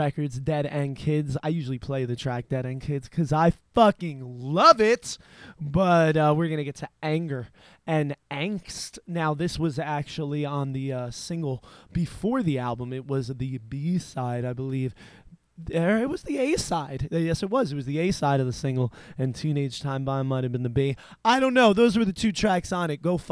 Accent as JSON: {"language": "English", "region": "New Jersey", "country": "United States", "said": "I am from New Jersey"}